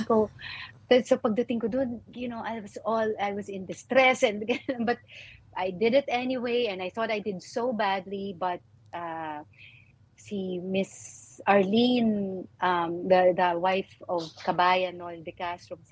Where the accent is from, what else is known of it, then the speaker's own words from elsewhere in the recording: Marikina, Metro Manila, Philippines; moved away; also born or lived in Baguio; I grew up in Marikina